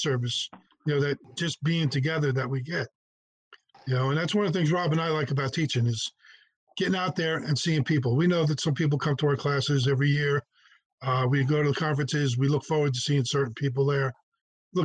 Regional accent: Maywood, New Jersey, United States; the department that I joined, my hometown fire department, Maywood

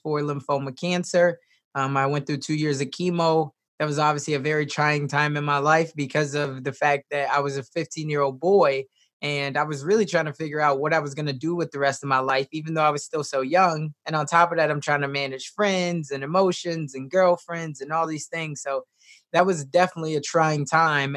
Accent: Chicago, Illinois, United States; now in Omaha, United States; I was raised originally in Chicago, Southside.

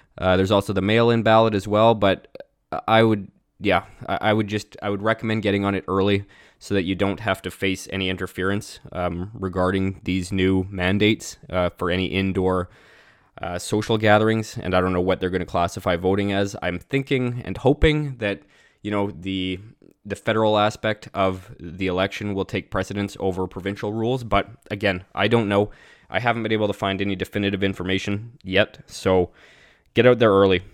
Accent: Canada; growing up in Canada

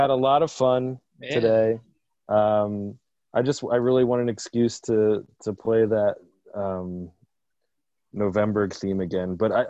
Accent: Delaware, United States; we are from Delaware, where Joe Biden is from.

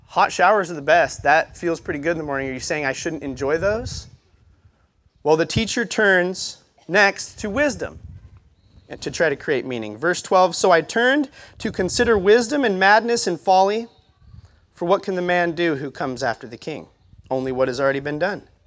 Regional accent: Montana, United States; moved away as an adult; now in Albany, United States; I grew up in Montana. Um, Great Falls is the easiest way to tell you where I grew up because I went to school in the middle of nowhere

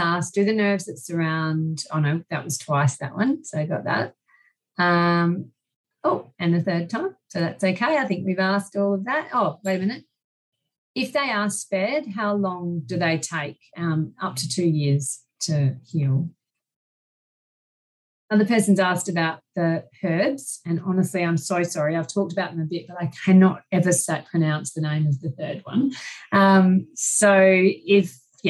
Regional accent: Australia; I'm Australian

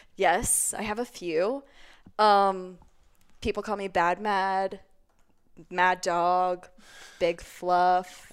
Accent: Cape May Court House, New Jersey, United States; now in Denver, United States; I am from a very small town It's called Cape May Courthouse, New Jersey

